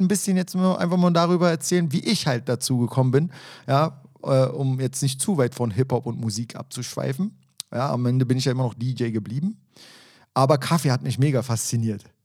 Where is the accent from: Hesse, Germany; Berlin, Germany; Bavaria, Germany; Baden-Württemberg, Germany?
Berlin, Germany; ich bin ja auch ein Berliner Junge